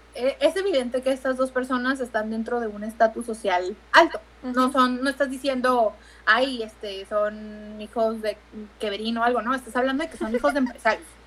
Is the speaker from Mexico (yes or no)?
yes; Tijuana, Baja California, Mexico; yo juraba que no teníamos acento en Tijuana.